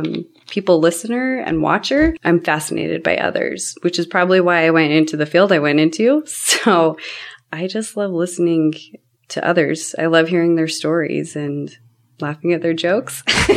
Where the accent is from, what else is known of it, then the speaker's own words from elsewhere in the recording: Cottonwood Heights, Utah, United States; I grew up in Cottonwood Heights, Utah. And my parents bought the my dad bought the house before I met my mom, and we've never moved. Still the same house that he bought then.